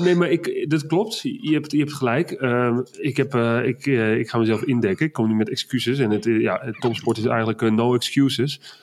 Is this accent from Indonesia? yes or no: no; Netherlands; ik ben toch Hollander